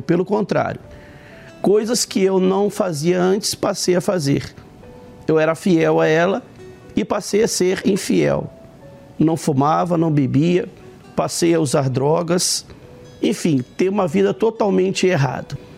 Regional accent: Rio de Janeiro, Brazil; nós somos do Rio de Janeiro

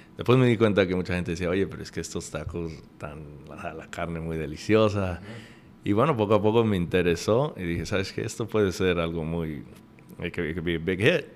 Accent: Chicago, Illinois, United States; also born or lived in Veracruz, Mexico; now in Atlanta, United States; yo soy de Chicago

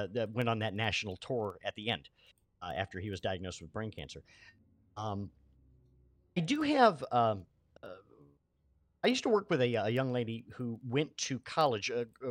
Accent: coastal Maine, United States; I grew up in Maine

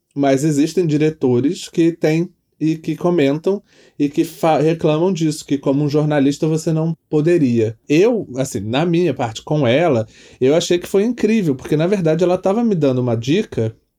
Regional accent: Petrópolis, Rio de Janeiro, Brazil; moved away as an adult; eu sou de Petrópolis, né? Eu cresci em Petrópolis, que é no interior do Rio

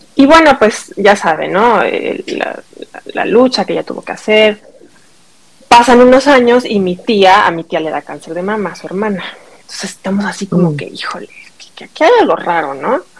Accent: Mexico; moved away as an adult; also born or lived in New York, United States; now in Wisconsin, United States; Soy mexicana. Este crecí en México

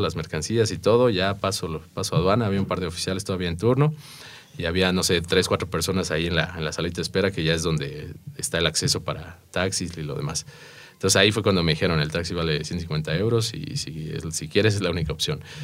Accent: Mexico; aquí como mexicano

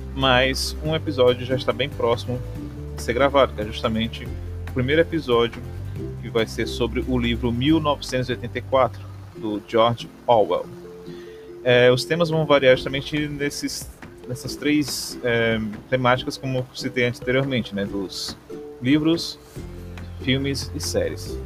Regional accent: Maranguape, Ceará, Brazil; aqui na cidade onde eu nasci e vivo até hoje, Maranguape, Ceará

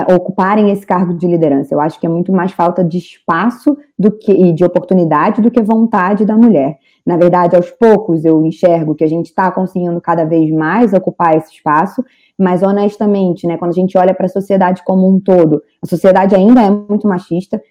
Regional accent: Brazil; moved away as an adult; now in Portugal; sendo brasileira

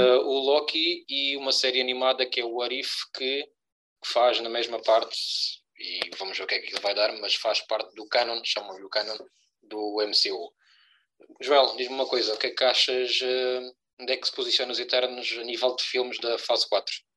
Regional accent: Algarve, Portugal; somos dois algravios com um sotaque espetacular

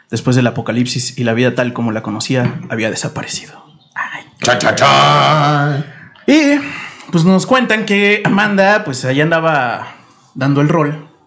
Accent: Mexico City, Mexico; a mi defensa soy chilango

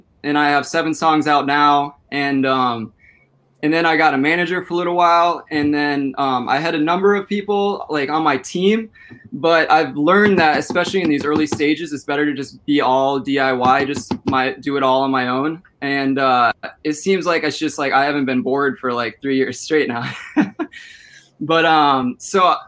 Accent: Minnesota, United States; I'm from Minnesota. I'm 21 years old.

